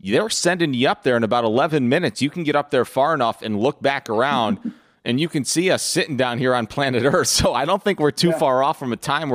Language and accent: English; New York, United States; moved away; growing up in New York